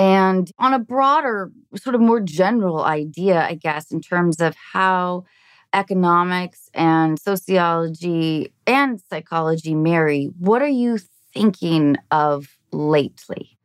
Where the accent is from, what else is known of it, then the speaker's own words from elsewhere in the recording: Seattle, Washington, United States; now in Los Angeles, United States; I'm in L A, but I grew up in Seattle